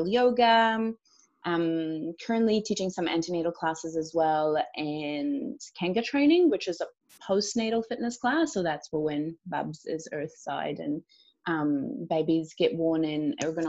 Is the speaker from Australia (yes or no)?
no; Romania; moved away as an adult; now in New Zealand; I am originally from Romania. I moved to New Zealand almost 6 years ago.